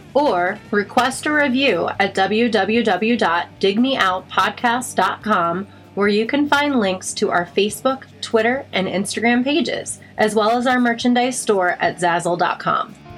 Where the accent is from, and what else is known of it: Midwest, United States; moved away as an adult; now in Austin, United States